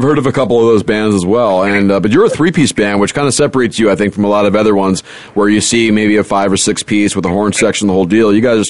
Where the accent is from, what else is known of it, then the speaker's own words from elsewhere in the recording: Annapolis, Maryland, United States; I'm from Annapolis, Maryland, too.